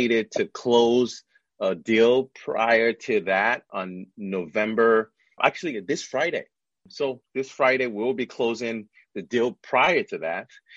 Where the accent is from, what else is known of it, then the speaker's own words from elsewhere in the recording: Nigeria; moved away as an adult; also born or lived in upstate New York, United States / Washington, D.C., United States / New York City, United States / Chicago, United States; now in United States; I'm an immigrant. Originally, I'm from Nigeria. I came to the U.S. in 1999 when I started college.